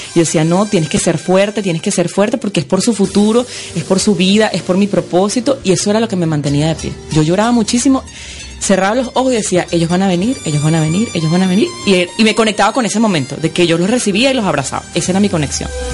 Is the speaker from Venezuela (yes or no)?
yes; Venezuela; moved away as an adult; now in Florida, United States; soy venezolana